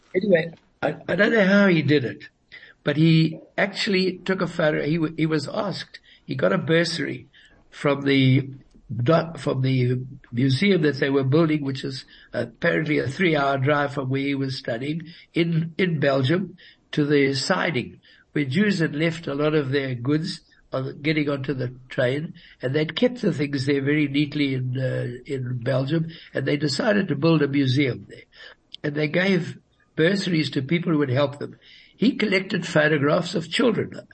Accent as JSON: {"language": "English", "town": "Johannesburg", "region": "Gauteng", "country": "South Africa", "tie": "born or raised there", "first_language": "Yiddish", "second_language": "English", "said": "I was born in Johannesburg"}